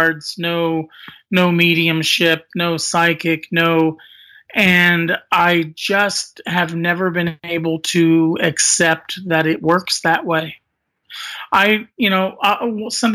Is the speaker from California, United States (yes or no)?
no; Indiana, United States; I was forced to return home into my home state of Indiana